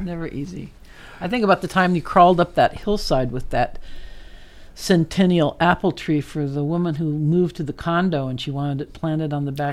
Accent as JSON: {"language": "English", "country": "Netherlands", "tie": "born or raised there", "moved": "yes", "said": "I grew up in Holland"}